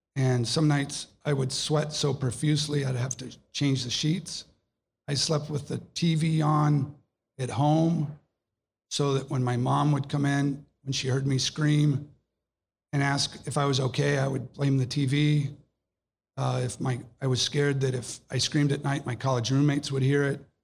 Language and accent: English; Ohio, United States; I was born in Ohio